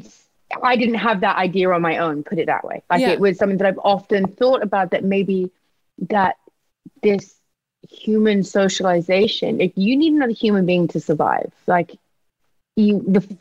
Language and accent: English; England, United Kingdom; me being very English